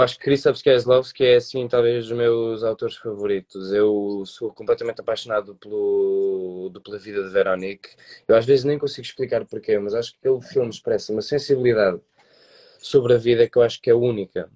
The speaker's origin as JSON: {"language": "Portuguese", "town": "Porto", "region": "Norte", "country": "Portugal", "said": "fazíamos teatro num grupo comunitário aqui da cidade do Porto, porque eu sou do Porto"}